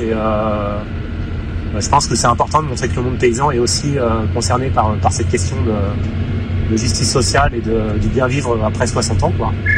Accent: Pays de la Loire, France; je viens du Maine-et-Loire

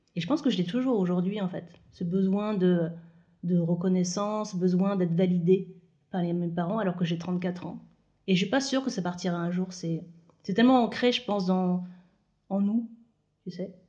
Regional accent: Moselle, Lorraine, Grand Est, France; moved away; also born or lived in Île-de-France; je suis née en Moselle, en Lorraine

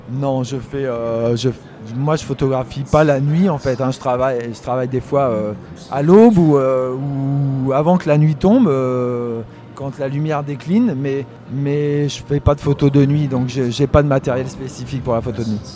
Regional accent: Poitou, Nouvelle-Aquitaine, France; moved away as an adult; also born or lived in Île-de-France; je viens de la campagne. Je suis né dans le Poitou. J'ai eu la chance de grandir euh, un peu entouré de nature

